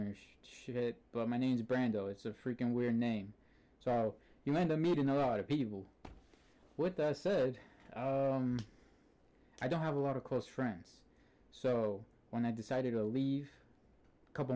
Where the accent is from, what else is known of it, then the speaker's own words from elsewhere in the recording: Antioch, California, United States; I'm from Antioch, California.